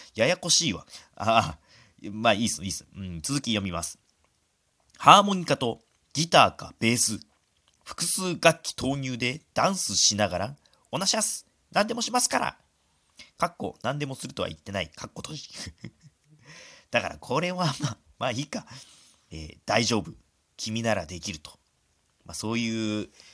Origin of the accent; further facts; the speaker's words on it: Hokkaido, Japan; 僕ら道民